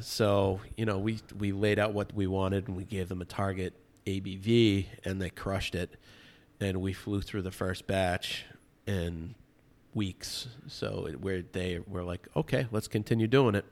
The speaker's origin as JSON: {"language": "English", "town": "Medfield", "region": "Massachusetts", "country": "United States", "tie": "born or raised there", "also_born_or_lived": "Costa Mesa, California", "moved": "as an adult", "said": "growing up in Medfield, Massachusetts"}